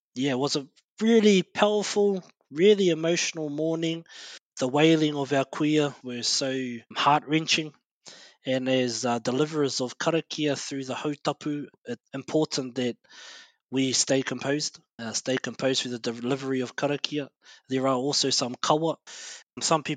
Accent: Ruamata, Bay of Plenty, New Zealand; as kids growing up in Ruamata

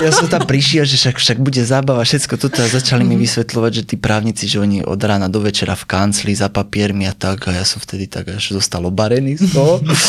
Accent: Sliač, Banská Bystrica Region, Slovakia; also born or lived in Bratislava; začal som pôsobiť po víkendoch najmä u nás na Sliači

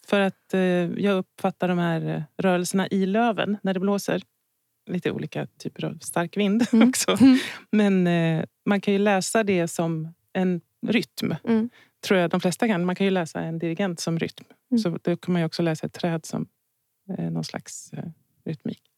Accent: Stockholm, Stockholm County, Sweden; jag är från Stockholm. Jag är uppvuxen på Södermalm.

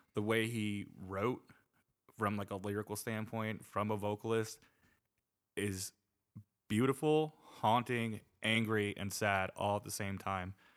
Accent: New Jersey, United States; accent: East Coast; I'm from New Jersey

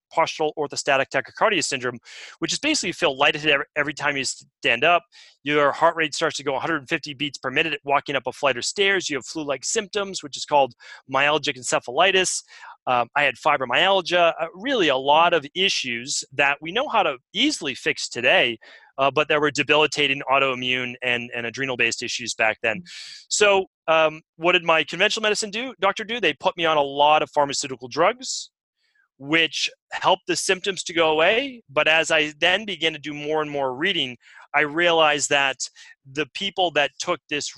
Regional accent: Medford, Massachusetts, United States; where I grew up in Medford, Massachusetts

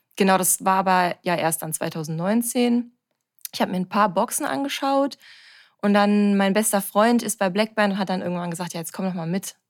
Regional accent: Bochum, North Rhine-Westphalia, Germany; Ich bin 32 Jahre alt und komme aus Bochum

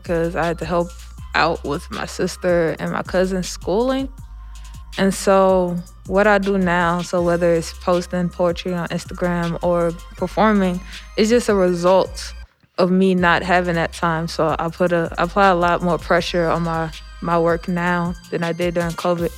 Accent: St. Louis, Missouri, United States; also born or lived in North County, St. Louis; I'm 18 and I'm from South City, and then I moved to North County.

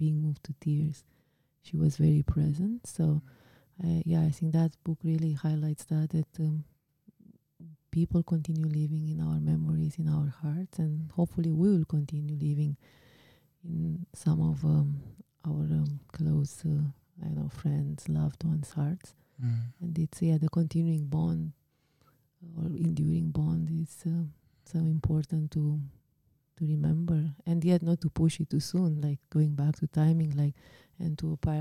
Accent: Romania; moved away; my home country, in my country of origin, I guess you would call it, right? Like Romania.

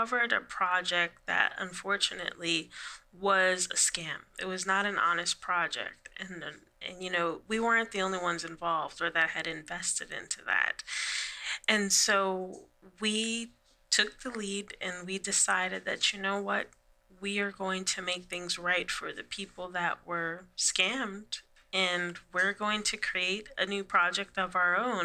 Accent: New York City, New York, United States; moved away as an adult; now in North Carolina, United States; I'm from New York City. I was born and raised in the Bronx, and I moved down south after many, many years. I've been in North Carolina for about 2 years now

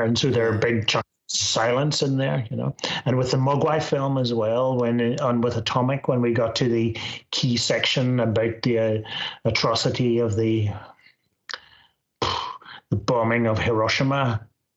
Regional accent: Northern Ireland, United Kingdom; moved away; also born or lived in Scotland; I'm from Northern Ireland

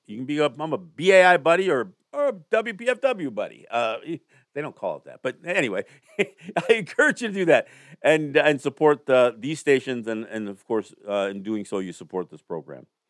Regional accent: United States; as a native person who is so aware of the history that my people have endured

